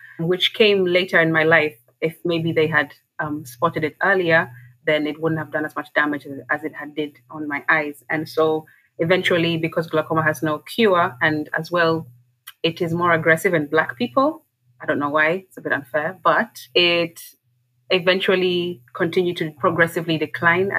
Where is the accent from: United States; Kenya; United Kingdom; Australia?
Kenya; I'm from Kenya